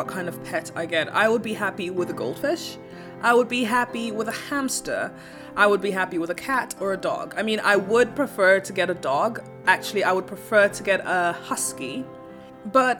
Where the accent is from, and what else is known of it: Kenya; born or raised there; moved away